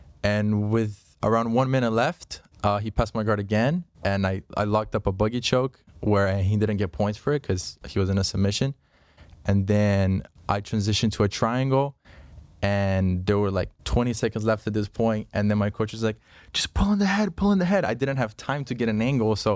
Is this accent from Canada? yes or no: no; Brazil; now in United States; I'm from Brazil.